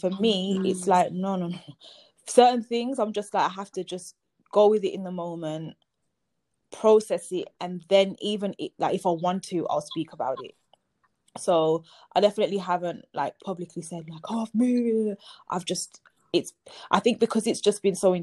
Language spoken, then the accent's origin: English; Birmingham, West Midlands, United Kingdom; moved away as an adult; also born or lived in London; I'm back in my hometown 10 years later, a decade later